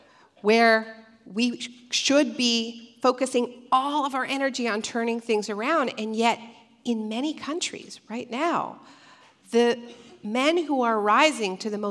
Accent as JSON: {"language": "English", "country": "Canada", "said": "I am Canadian originally, and my Prime Minister, Justin Trudeau, who may or may not be reelected on Monday, positioned himself as a major climate leader."}